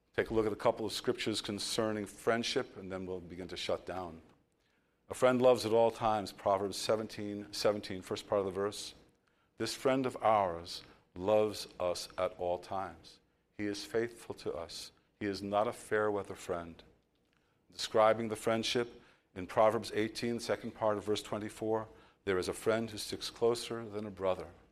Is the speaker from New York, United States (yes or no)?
yes; New York, United States; I'm from New York